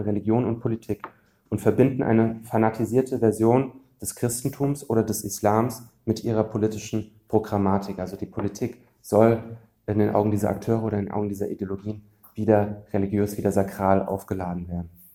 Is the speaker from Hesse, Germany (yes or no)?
yes; Frankfurt am Main, Hesse, Germany; der größte Arbeitgeber meiner Heimatstadt, ähm, das ist die Fraport AG